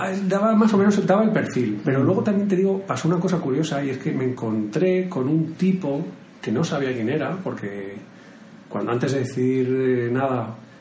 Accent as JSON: {"language": "Spanish", "town": "Madrid", "region": "Community of Madrid", "country": "Spain", "said": "Yo soy de Madrid."}